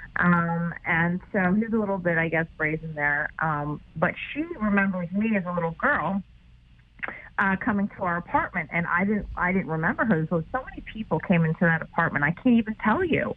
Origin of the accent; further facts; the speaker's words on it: New York, United States; I'm a New Yorker